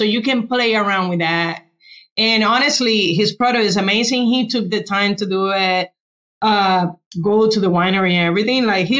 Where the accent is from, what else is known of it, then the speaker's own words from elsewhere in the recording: Puerto Rico; English is a second language; moved away as an adult; now in Tampa, United States; I'm from Puerto Rico, and I am from the West Side. And back in time, I'm over 40, you know, so I've been around for a while.